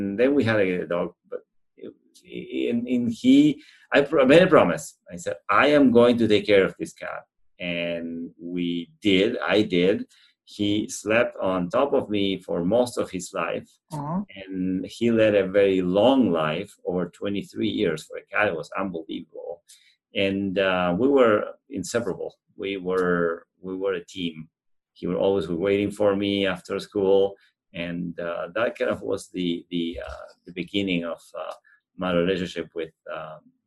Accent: Argentina; moved away as an adult; now in Winnipeg, Canada; my family had almost, I would say, a recreational farm in central Argentina, which I spent most of my summers growing up going there

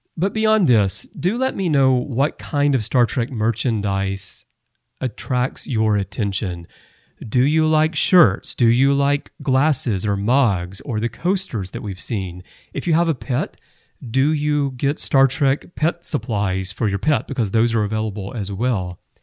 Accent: Alabama, United States; moved away; I'm from Alabama originally

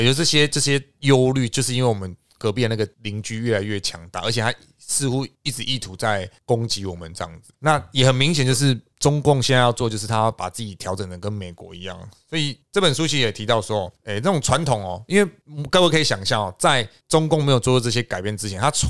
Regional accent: Taiwan; 我们台湾那边吵，我们兵役不要恢复一年。

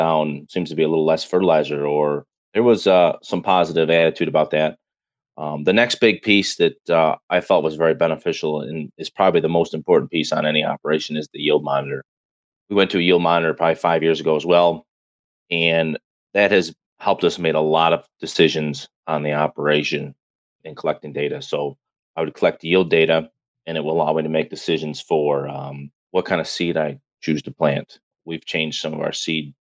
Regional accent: Lockport, New York, United States; I'm from Western New York, actually a small town called Lockport, just 30 miles north of Buffalo

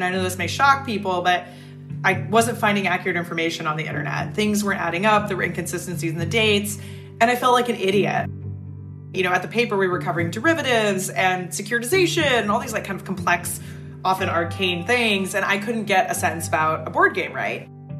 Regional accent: Pacific Northwest, United States; I grew up in the Pacific Northwest, so it was cold and rainy.

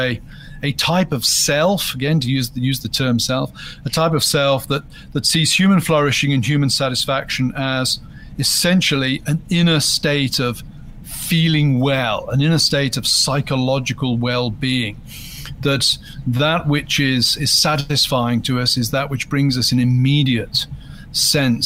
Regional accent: United Kingdom; I'm British

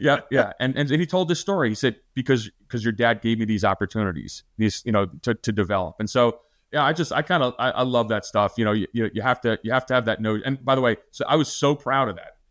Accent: New Jersey, United States; I'm from New Jersey

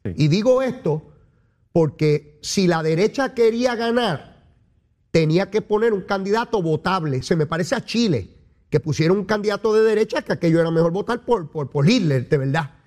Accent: Puerto Rico; Yo soy caribeño y latinoamericano, eso y ciudadano americano, todas esas cosas yo soy.

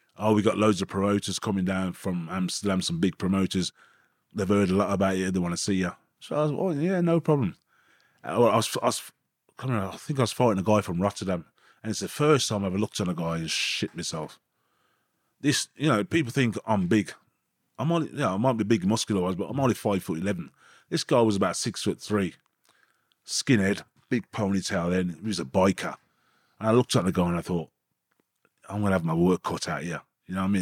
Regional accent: Birmingham, West Midlands, United Kingdom; moved away as an adult; also born or lived in Burton upon Trent / Coventry; we moved to Anzaroth, Birmingham, when I was about four or five years old

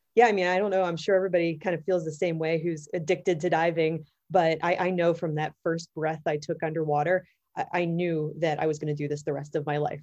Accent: Pittsburgh, Pennsylvania, United States; moved away; also born or lived in Florida; I grew up in Pittsburgh, Pennsylvania

